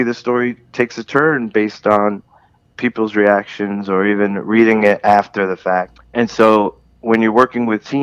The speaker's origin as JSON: {"language": "English", "town": "New York City", "region": "New York", "country": "United States", "tie": "born or raised there", "said": "when I was a little kid, growing up in Brooklyn"}